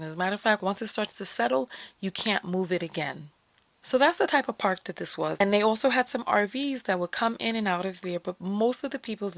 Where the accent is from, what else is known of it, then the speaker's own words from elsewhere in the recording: New York, United States; moved away; I'm from New York